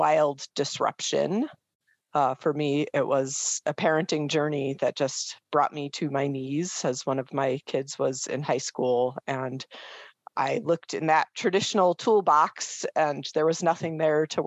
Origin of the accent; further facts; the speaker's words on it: Boulder, Colorado, United States; grew up primarily in Boulder, Colorado, but I proudly would tell people I'm from Boulder